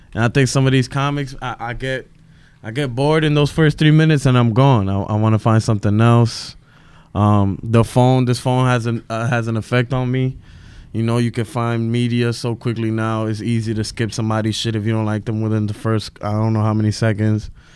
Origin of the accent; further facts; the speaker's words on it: New York City, New York, United States; I'm from Brooklyn. I'm from Williamsburg